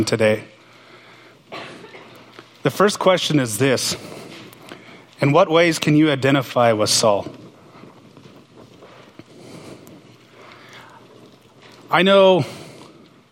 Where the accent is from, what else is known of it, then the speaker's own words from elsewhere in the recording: Montana, United States; now in Pullman, United States; I'm from Montana